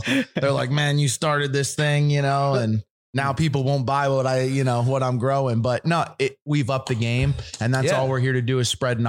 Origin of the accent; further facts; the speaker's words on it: California, United States; and I'm from Cali, I'm a Cali representative